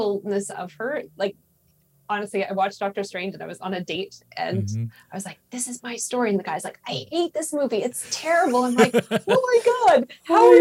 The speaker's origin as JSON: {"language": "English", "country": "Canada", "said": "I'm Canadian"}